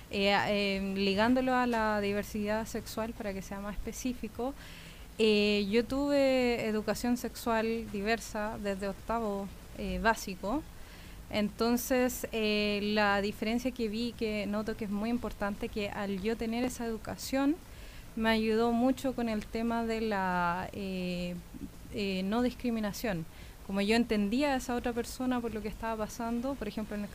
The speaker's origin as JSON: {"language": "Spanish", "town": "Santiago", "region": "Santiago Metropolitan Region", "country": "Chile", "tie": "born there", "also_born_or_lived": "United States", "said": "yo eh, nací acá en Santiago, pero me he mudado mucho. Viví en Estados Unidos 12 años, así que ahora regresé hace 5"}